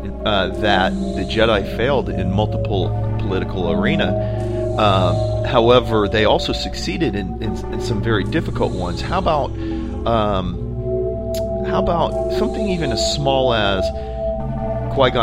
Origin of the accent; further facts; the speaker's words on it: United States; as an American who is part of a federal republic